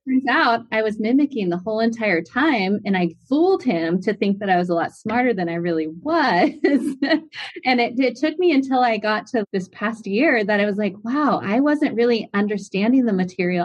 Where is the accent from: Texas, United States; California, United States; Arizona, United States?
California, United States; San Clemente; from Southern California, a little city called San Clemente, California